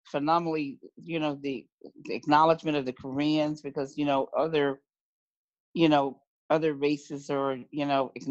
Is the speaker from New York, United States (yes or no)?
yes; New York, United States; I'm a New Yorker from New York.